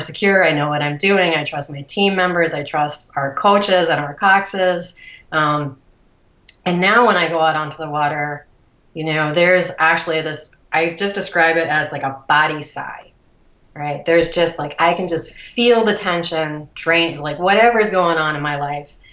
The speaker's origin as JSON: {"language": "English", "town": "Cleveland", "region": "Ohio", "country": "United States", "tie": "born or raised there", "also_born_or_lived": "Columbus, Ohio", "said": "I grew up outside of Cleveland, a suburb of Cleveland."}